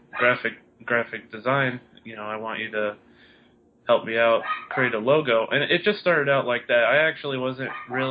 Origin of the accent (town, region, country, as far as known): Chino, California, United States; also born or lived in Palm Springs, California